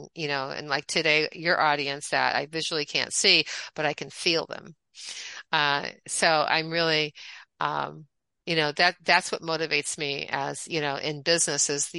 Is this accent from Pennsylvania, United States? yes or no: no; Michigan, United States; moved away as an adult; also born or lived in Atlanta, Georgia / Cape Cod, Massachusetts / Miami, Florida; I am from the Midwest, originally from Michigan. I was born, raised, schooled for undergraduate